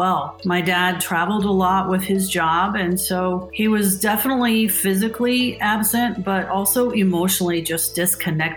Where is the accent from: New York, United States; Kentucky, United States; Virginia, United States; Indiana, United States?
Indiana, United States; Indianapolis; I grew up here in Indy in a Catholic community and attended Catholic schools for 8 years